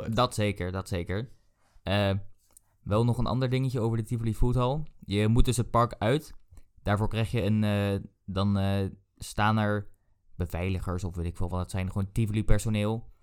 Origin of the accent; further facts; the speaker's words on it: Netherlands; wij kwamen daar aan als typische Nederlanders